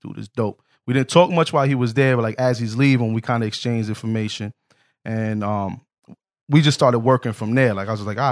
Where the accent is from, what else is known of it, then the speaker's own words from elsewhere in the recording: New York City, New York, United States; Jay and I are both from the Bronx, but completely different areas